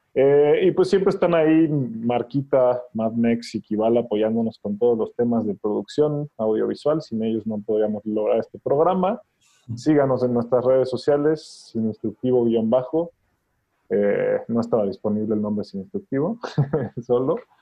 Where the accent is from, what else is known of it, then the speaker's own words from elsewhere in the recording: Mexico; estamos haciendo como mexicanos